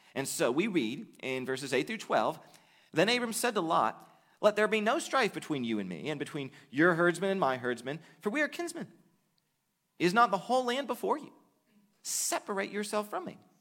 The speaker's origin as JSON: {"language": "English", "country": "United States", "said": "the vast majority of us face as American Christians"}